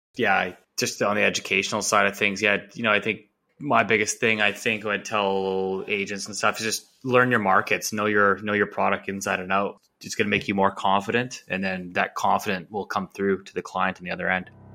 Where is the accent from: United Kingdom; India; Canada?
Canada; Vancouver, British Columbia; born and raised in Vancouver